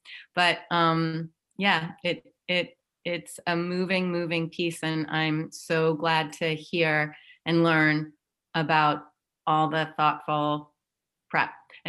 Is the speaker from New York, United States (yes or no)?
yes; New York City, New York, United States; I'm a Brooklynite at heart, and I'm a New Yorker.